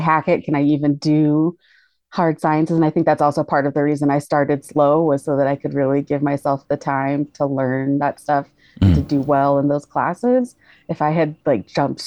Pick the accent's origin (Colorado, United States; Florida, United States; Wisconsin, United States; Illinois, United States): Colorado, United States; moved back to my home state of Colorado